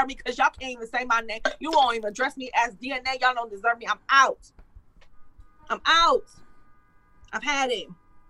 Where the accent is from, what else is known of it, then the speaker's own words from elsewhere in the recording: Detroit, Michigan, United States; I'm from Detroit.